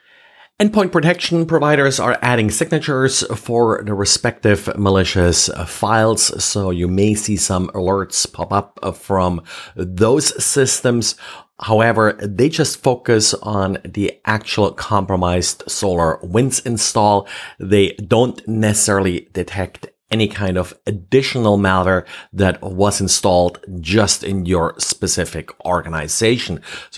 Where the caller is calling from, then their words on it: Jacksonville, Florida, United States; and today I'm recording from Jacksonville, Florida.